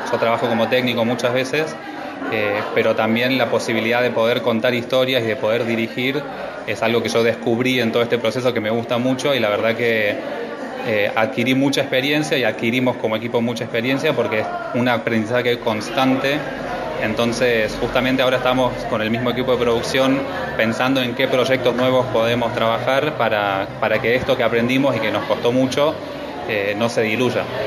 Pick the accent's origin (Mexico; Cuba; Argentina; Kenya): Argentina; Villa Dolores, Córdoba; yo soy de Villa Dolores, que es en Tras la Sierra